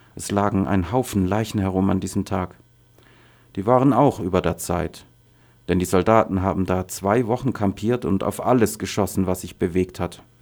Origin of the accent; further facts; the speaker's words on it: Daraa Governorate, Syria; German is a second language; moved away as an adult; also born or lived in Damascus; now in Germany; Ich komme aus Daraa im Südwesten von Syrien, von da, wo die ersten Demonstrationen stattgefunden haben, und aus einem Dorf